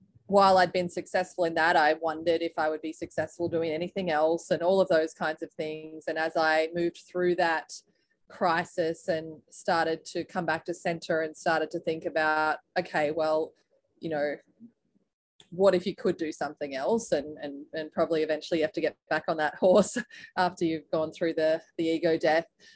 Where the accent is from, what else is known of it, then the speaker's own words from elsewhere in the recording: Australia; moved away as an adult; now in United States; I was originally from Australia, as you can probably hear